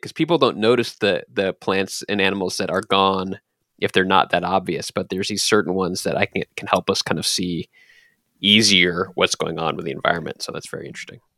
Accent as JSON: {"language": "English", "town": "Dallas", "region": "Texas", "country": "United States", "tie": "born or raised there", "said": "I grew up in Texas, but in, in Dallas"}